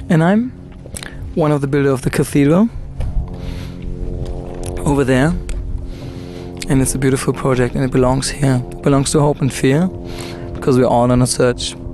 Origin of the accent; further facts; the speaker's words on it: San Francisco, California, United States; accent: German; I'm from San Francisco, but I have a German accent.